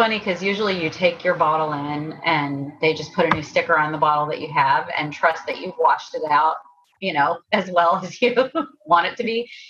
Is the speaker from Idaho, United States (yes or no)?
no; Timberville, Virginia, United States; now in California, United States; we grew up in Timberville, and Showalter's Apple Orchard is like a staple in that town.